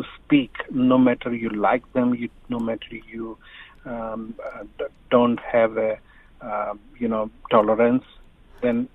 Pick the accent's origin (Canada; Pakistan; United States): Pakistan; now in New Zealand; as a Pakistani nation